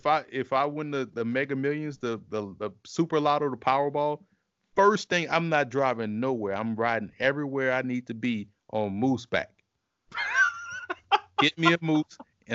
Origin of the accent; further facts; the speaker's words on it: Southern United States, United States; I'm running away from the moose because I'm from the South and we don't see moose.